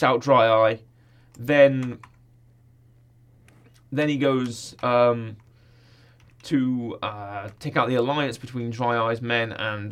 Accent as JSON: {"language": "English", "country": "United Kingdom", "said": "as we call them in the UK"}